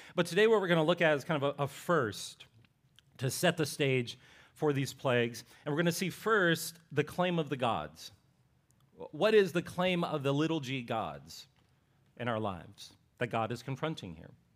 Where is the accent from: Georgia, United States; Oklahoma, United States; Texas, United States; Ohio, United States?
Ohio, United States; Appalachian; I'm, I'm from Ohio, this is in Appalachia, Ohio